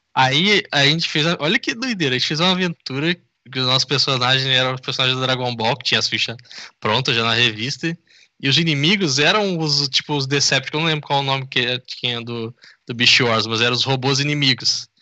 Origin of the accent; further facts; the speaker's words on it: interior of Rio de Janeiro state, Brazil; now in São Paulo, Brazil; eu não sou daqui sou do, de uma cidade do interior do Rio